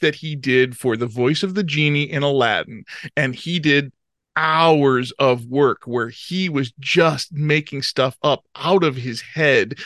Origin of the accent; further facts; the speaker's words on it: Chicago, Illinois, United States; growing up in Chicago